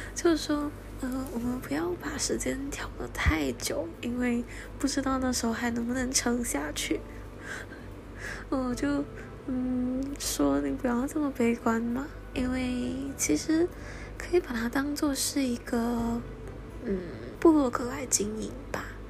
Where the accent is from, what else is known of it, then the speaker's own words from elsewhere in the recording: Malaysia; 他们都来马来西亚玩，到我的家乡来